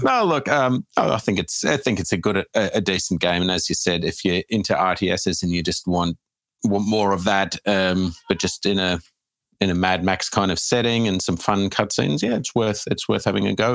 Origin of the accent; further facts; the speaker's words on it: Australia; as an Australian